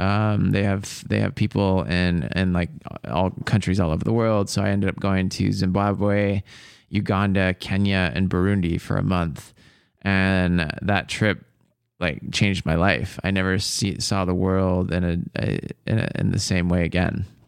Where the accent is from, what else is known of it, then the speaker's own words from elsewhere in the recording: Bothell, Washington, United States; I grew up in Bothell